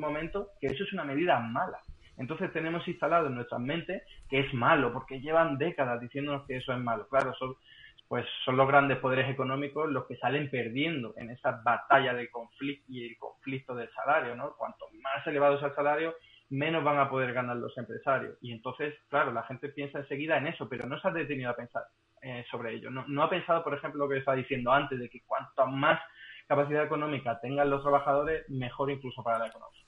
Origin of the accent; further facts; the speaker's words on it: Málaga, Andalusia, Spain; now in Madrid, Spain; para un malagueño